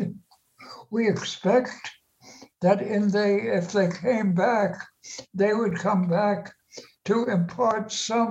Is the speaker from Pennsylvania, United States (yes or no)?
no; Maplewood, New Jersey, United States; moved away; I grew up in Maplewood nearby